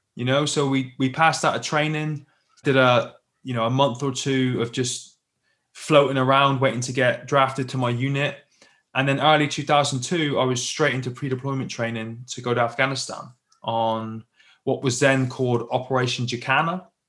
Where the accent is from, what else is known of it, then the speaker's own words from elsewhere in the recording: Plymouth, South West England, United Kingdom; I grew up in the UK, as you can probably tell by my accent, down in the southwest in a little city called Plymouth just down on the coast